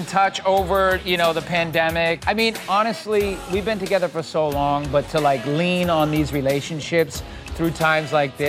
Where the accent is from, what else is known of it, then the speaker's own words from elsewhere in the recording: Boston, Massachusetts, United States; In my hometown in Boston